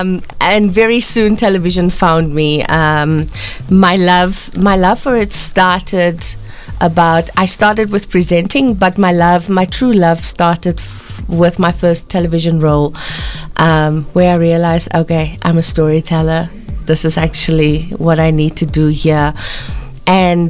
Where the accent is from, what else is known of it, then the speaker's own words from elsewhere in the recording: Cape Town, Western Cape, South Africa; moved away as an adult; now in Johannesburg, South Africa; I was born on the Cape Flats. I was born to a really good family.